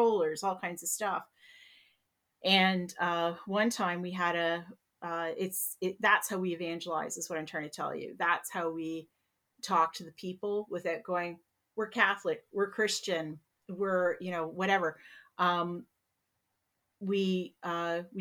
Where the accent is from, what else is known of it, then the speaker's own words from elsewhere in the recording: Peterborough, Ontario, Canada; I'm from Peterborough, we're all pretty white